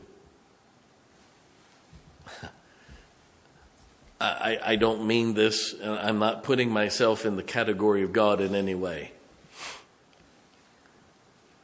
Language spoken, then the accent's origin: English; United States; As an American